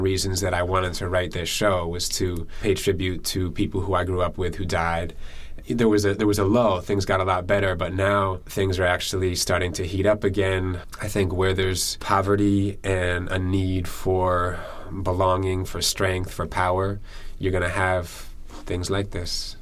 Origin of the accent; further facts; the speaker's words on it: New Haven, Connecticut, United States; kids I grew up with in New Haven, Connecticut